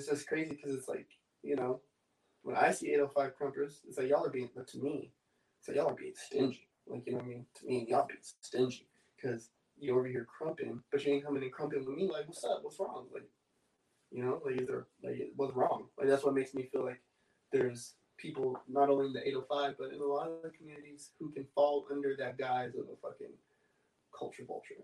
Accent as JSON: {"language": "English", "town": "Oxnard", "region": "California", "country": "United States", "said": "I'm from Oxnard"}